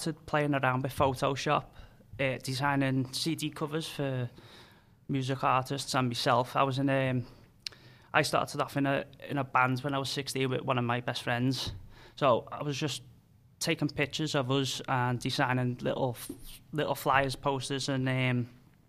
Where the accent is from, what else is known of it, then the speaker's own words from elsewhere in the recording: Liverpool, North West England, United Kingdom; accent: Scouse; Liverpool. If you can't tell by my accent.